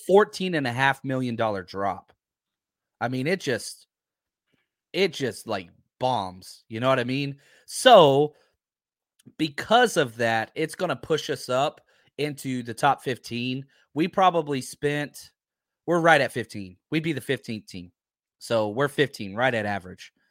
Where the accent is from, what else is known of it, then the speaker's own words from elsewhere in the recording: Texas, United States; I'm from Texas